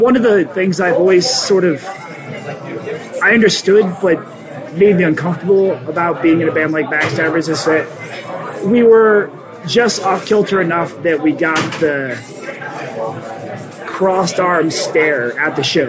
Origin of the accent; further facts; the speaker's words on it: Rochester, United States; growing up in Rochester